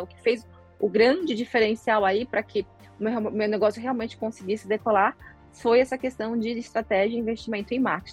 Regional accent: Florianópolis, Santa Catarina, Brazil; Sou de Floripa

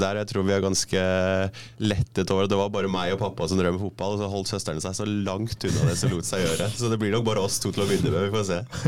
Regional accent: Norway; moved away as an adult; also born or lived in West London / Scotland / New Zealand; now in London, United Kingdom; den forhistorien vi har som nordmenn

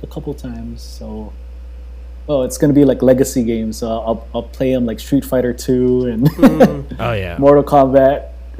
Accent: Hawaii, United States; moved away as an adult; growing up, born and raised in Hawaii

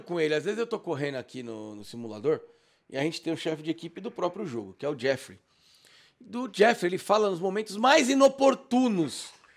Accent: São Paulo, Brazil; eu sou de São Paulo

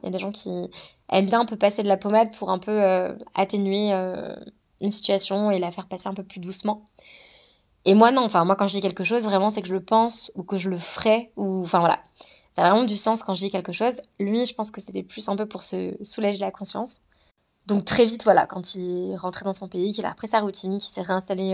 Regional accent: Savoie, Auvergne-Rhône-Alpes, France; moved away as an adult; also born or lived in New Zealand; je viens de la Savoie, c'est juste magnifique.

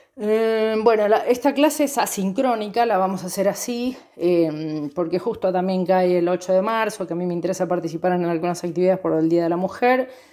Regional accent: Banfield, Buenos Aires Province, Argentina; also born or lived in Chubut; now in Santa Rosa, Argentina; soy oriunda de Banfield, provincia de Buenos Aires

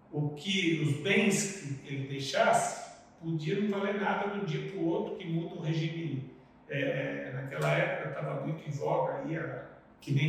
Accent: São Roque, São Paulo, Brazil; moved away as an adult; now in Rondônia, Brazil; eu sou de São Roque, uhum. estado de São Paulo, que fica 50 quilômetros de São Paulo.

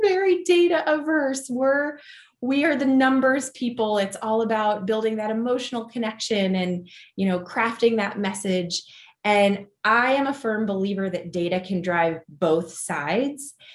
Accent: Dayton, Ohio, United States; moved away as an adult; also born or lived in New York City / Columbus, Ohio; I am an Ohio native at heart. I grew up in Dayton

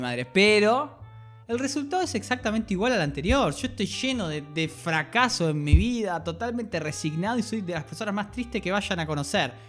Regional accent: Colonia, Uruguay; soy de Colonia

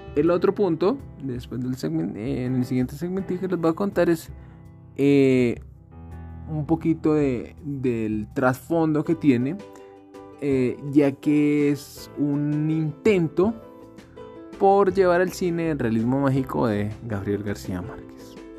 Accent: Colombia; nosotros como colombianos

